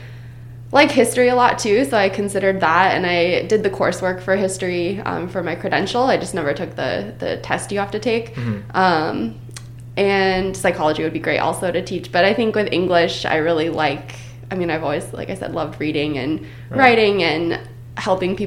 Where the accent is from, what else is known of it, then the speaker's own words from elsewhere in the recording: Phoenix, Arizona, United States; moved away as an adult; also born or lived in California; I grew up in Phoenix, Arizona, in a suburb called Ahwatukee